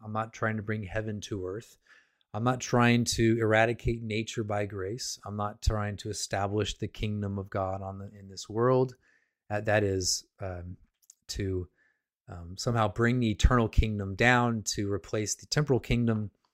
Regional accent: United States; I'm an American

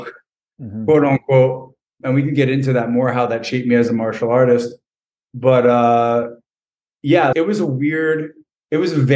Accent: Lawrence, New Jersey, United States; I grew up in Lawrence, New Jersey, which is probably about a half an hour from Philly.

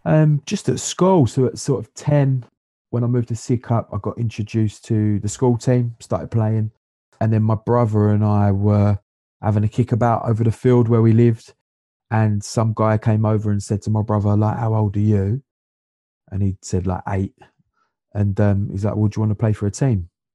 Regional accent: London, United Kingdom; also born or lived in Sidcup; I was born in King's College Hospital, which is just up the road from Dudley Jamlett Football Club. Um, so I was, I'm a Camp War boy originally. Um, I lived there until I was ten

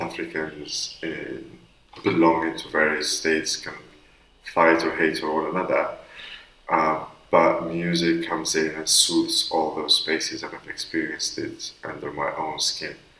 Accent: Constantine, Constantine Province, Algeria; moved away; Constantine, which is my hometown in northeast Algeria

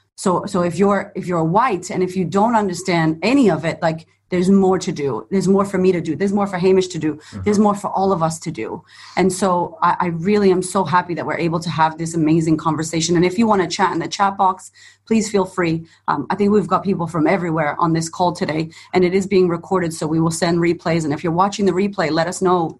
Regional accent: Boston, Massachusetts, United States; moved away as an adult; now in Melbourne, Australia; growing up in America, being from Boston, being Puerto Rican, growing up in the ghetto

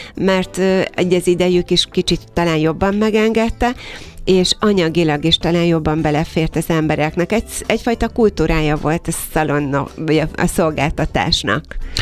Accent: Kiskunhalas, Bács-Kiskun, Hungary; moved away as an adult; now in Budapest, Hungary; 31 évvel ezelőtt jelent meg Kiskunhalason az első szépségszalon

